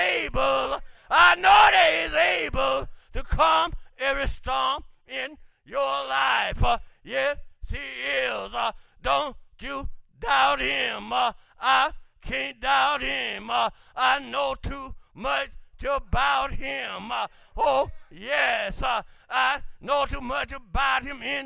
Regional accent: Clay Hills, Alabama, United States; growing up in the Clay Hills, Alabama

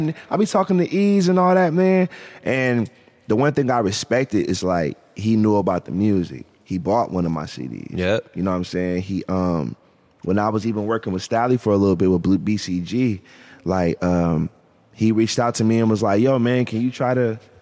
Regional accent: Canton, Ohio, United States; I'm from Canton

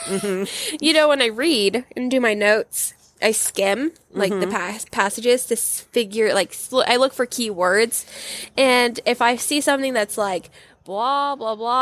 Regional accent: United States; we're in America

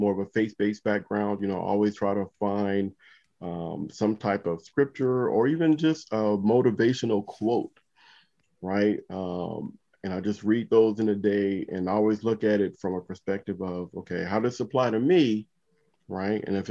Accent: Compton, California, United States; growing up in Compton

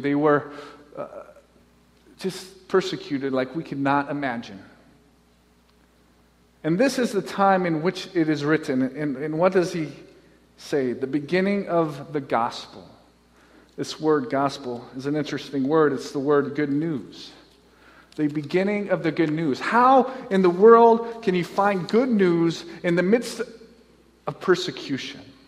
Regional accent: Nebraska, United States; I'm from Nebraska. That's where I grew up

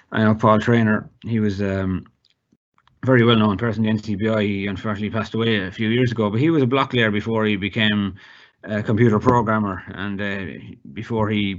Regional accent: Tipperary, Munster, Ireland; I'm from Tipperary

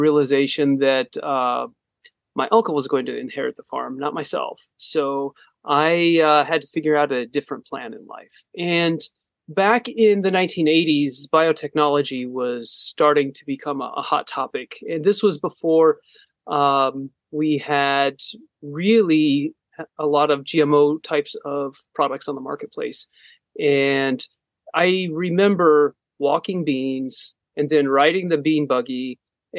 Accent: Northwest Iowa, United States; now in Ames, United States; I was born in Northwest Iowa, a small town, about 1,000 people

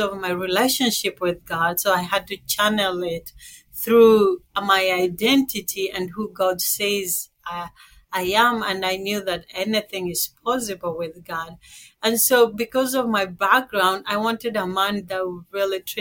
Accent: Kenya; moved away; So I was born in Kenya. I was raised by a single mom, and I have two sisters back home

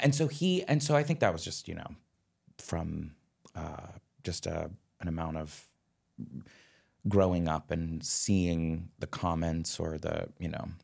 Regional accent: Upper Arlington, Ohio, United States; I grew up in Upper Arlington, which I think now is a s, is such a more progressive community than it was

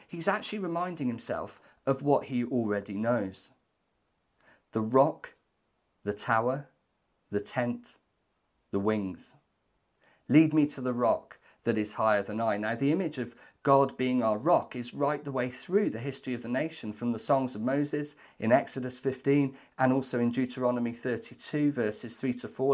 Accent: Welsh, Wales, United Kingdom; Despite being Welsh

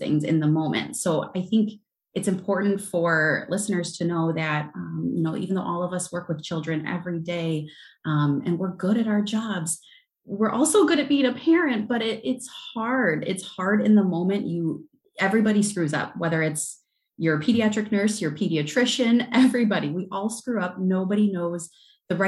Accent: Southern Wisconsin, United States; I am from Southern Wisconsin

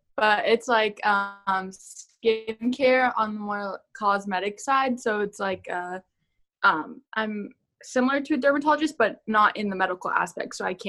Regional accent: Mesa, Arizona, United States; from the Mesa branch. I was born and raised in Mesa, Arizona. Not the best city in the world

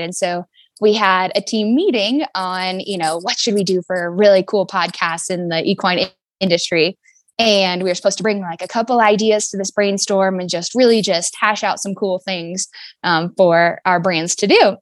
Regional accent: Fairbanks, Alaska, United States; I'm from Fairbanks, Alaska, um, born and raised

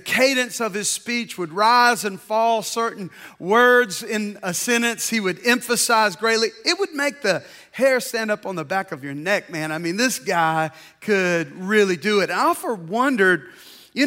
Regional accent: Deep South, United States; I grew up in the Deep South at a very turbulent time of our history

